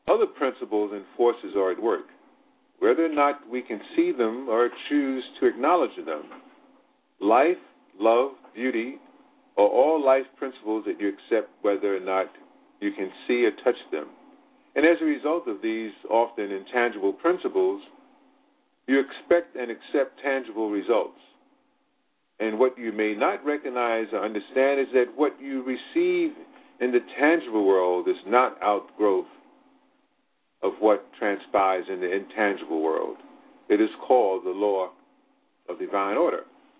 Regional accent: Virginia, United States; now in Brooklyn, New York, United States; Even though I was born in Virginia, I live now and spent most of my life, my adulthood life, living in Brooklyn, New York.

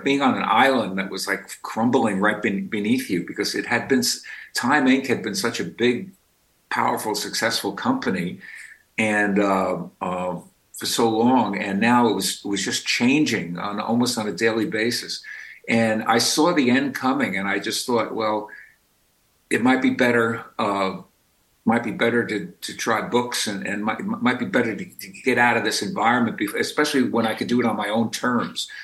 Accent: New York City, New York, United States; also born or lived in Brooklyn / Westchester; I've been in Brooklyn now for more than 20 years, but I grew up in the Bronx

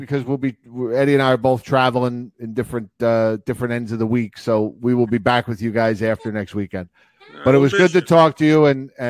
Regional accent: New Jersey, United States; now in Pennsylvania, United States; I'm originally from New Jersey.

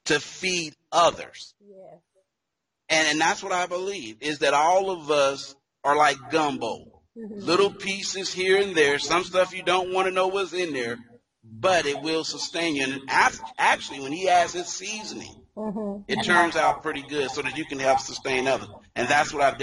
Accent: Dayton, Ohio, United States; I am, first of all, a native, as you mentioned, of Dayton, Ohio

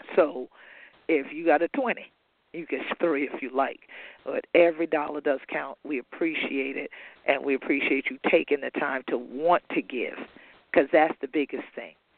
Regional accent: Gullah/Geechee coast, United States

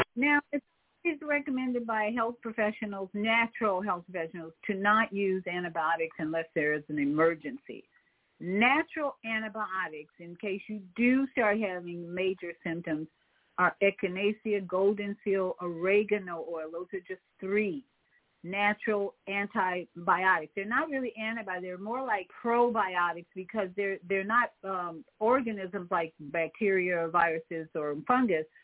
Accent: Chicago, Illinois, United States; in Chicago, of course, my hometown

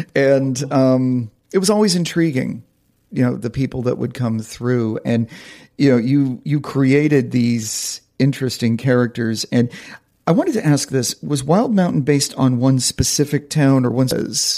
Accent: Vermont, United States; growing up in Vermont.

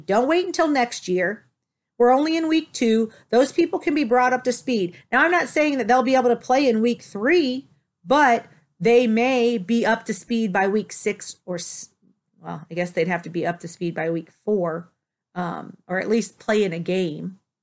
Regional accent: Toledo, Ohio, United States; moved away; also born or lived in Dallas / Denver; I was originally from Toledo

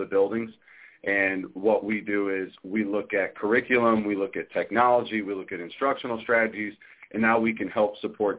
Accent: South Bend, Indiana, United States; I grew up in South Bend, went to South Bend Public Schools, went to Ball State for college, came back

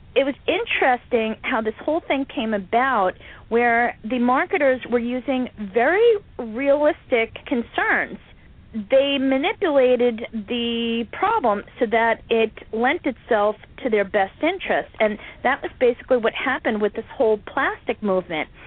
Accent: United States; I'm an American

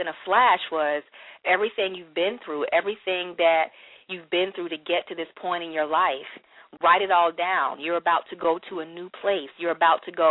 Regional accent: Florence, South Carolina, United States; I am originally from Florence, South Carolina, which is a very small town here in South Carolina.

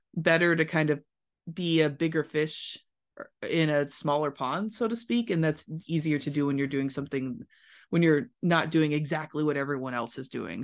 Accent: Louisville, Kentucky, United States; moved away as an adult; also born or lived in Los Angeles; I'm from Louisville, Kentucky, not necessarily like a music industry mecca, but I did everything I could to get the most experience I could in that city before I moved to a new city to grow my career. So I went to high school and middle school there

